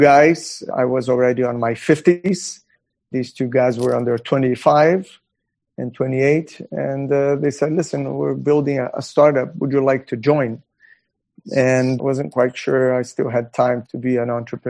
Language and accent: English; Brazil; I was born in Brazil. I went through college in Brazil